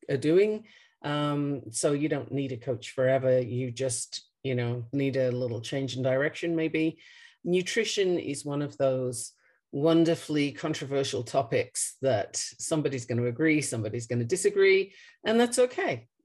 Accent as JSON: {"language": "English", "country": "Australia", "tie": "born or raised there", "also_born_or_lived": "United Kingdom", "lives_now": "Colorado, United States", "said": "I am obviously not from Colorado. I was born in the UK and raised in Australia. Um, this is the eighth country I've lived"}